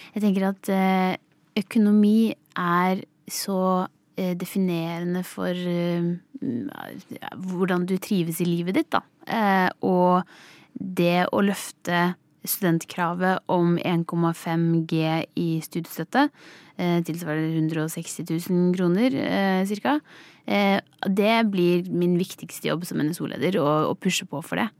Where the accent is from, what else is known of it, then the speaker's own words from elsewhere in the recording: Skiptvet, Østfold, Norway; Jeg kommer fra Østfold, Skiptvet, en liten kommune i Østfold. Jeg vokste opp på gård